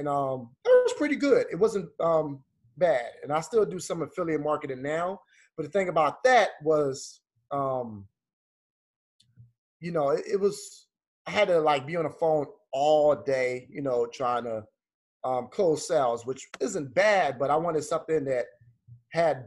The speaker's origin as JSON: {"language": "English", "town": "Philadelphia", "region": "Pennsylvania", "country": "United States", "tie": "born or raised there", "moved": "yes", "lives_now": "Atlanta, United States", "said": "I grew up in Philadelphia, moved to Atlanta."}